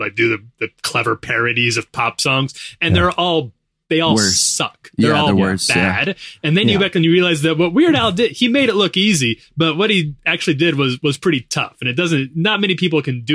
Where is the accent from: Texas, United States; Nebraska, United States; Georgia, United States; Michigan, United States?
Nebraska, United States; moved away; I was still living it, you know, back at the ranch back there in Nebraska